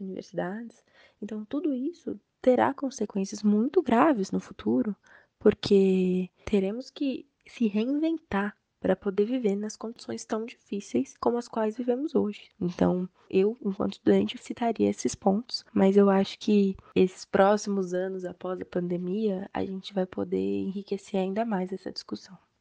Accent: Brazil

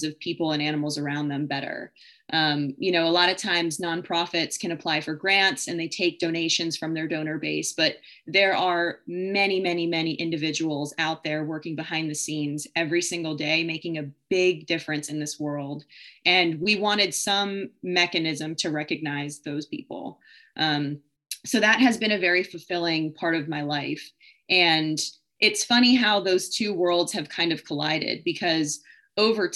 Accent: Allentown, Pennsylvania, United States; I'm from Allentown, Pennsylvania, grew up there with quite a big family

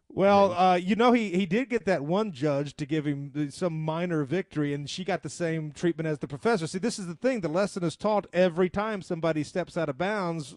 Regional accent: the South, United States; we're from the South, so we talk a little bit slower

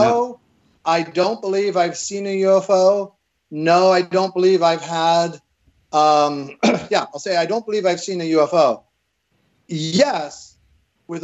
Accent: Evanston, Illinois, United States; I grew up in Evanston, Illinois, right by Northwestern University

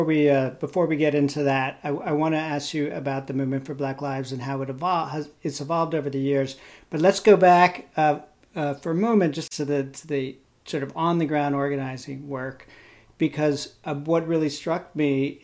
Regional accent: New York area, United States; now in Los Angeles, United States; I grew up in the New York area.

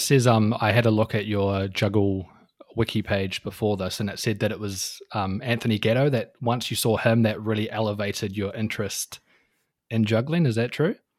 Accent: New Zealand

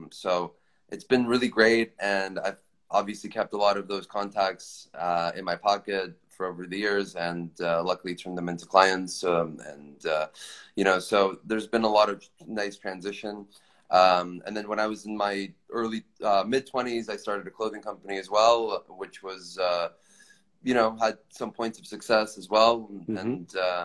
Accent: Toronto, Ontario, Canada; moved away as an adult; now in Los Angeles, United States; I'm from Canada. I grew up there

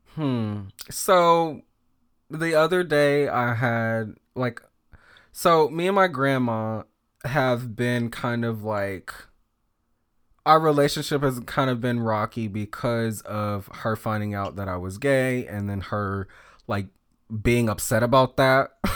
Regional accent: the South, United States; just being a feminine little black gay boy, um, growing up in the South.

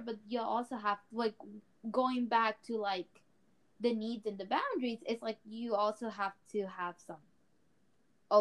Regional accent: Texas, United States; I'm from Texas. Woohoo. Born and raised here

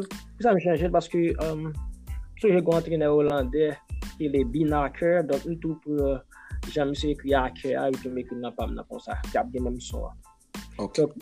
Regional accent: Haiti; moved away as an adult; now in Taiwan; Peyi, pam nan, Haiti

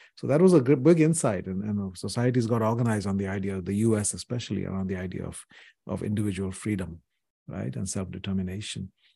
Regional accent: India; when I was growing up in India in the seventies

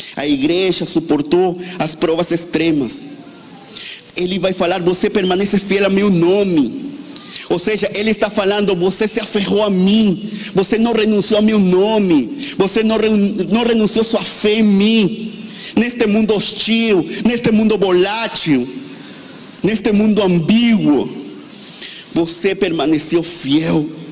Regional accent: Venezuela; now in Brazil; eu sou da Venezuela

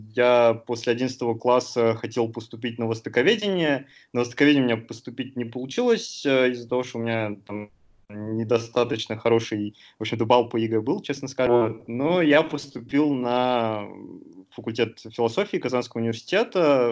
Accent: Sterlitamak, Bashkortostan, Russia; moved away as an adult; also born or lived in Uzbekistan / Moscow; now in Istanbul, Turkey; Я закончил школу в республике Башкортостан, а в небольшом городке Стерлитамак

